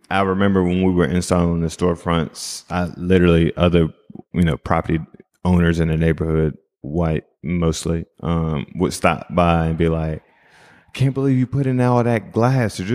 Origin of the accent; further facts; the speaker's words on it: East Coast, United States; And I'm from the East Coast, right? So like we do things very differently.